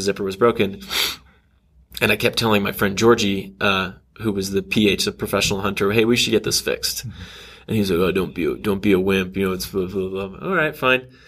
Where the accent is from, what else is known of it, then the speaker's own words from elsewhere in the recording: Texas, United States; moved away as an adult; also born or lived in Kansas City, Missouri / Austin, Texas / Grapevine, Texas / Los Angeles, California; grew up in Texas uh, for most of my life. Uh, did a couple of stints in Kansas City, Missouri uh, for dad's job but mostly in Austin and then Grapevine, which is in between Dallas and Fort Worth